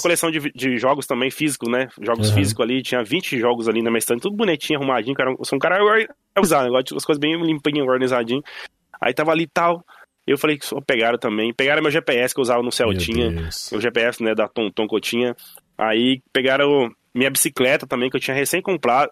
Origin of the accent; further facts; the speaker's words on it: Joinville, Santa Catarina, Brazil; now in Ireland; era a minha cidade onde eu nasci, Joinville, hum. né, que é a cidade onde eu nasci, Joinville, Santa Catarina